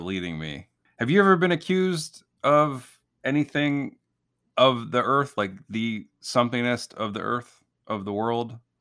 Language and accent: English; Illinois, United States; I grew up in Illinois